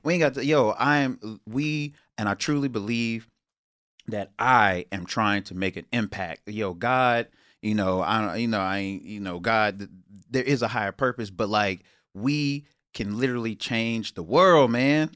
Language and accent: English; Houston, Texas, United States; moved away; I'm from Houston